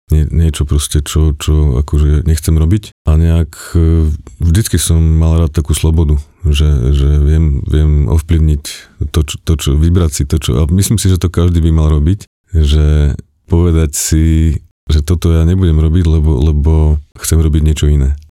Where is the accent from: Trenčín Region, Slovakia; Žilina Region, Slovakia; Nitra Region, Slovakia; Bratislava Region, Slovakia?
Žilina Region, Slovakia; Čadca; moved away; pochádzam z Kisúc, z Čace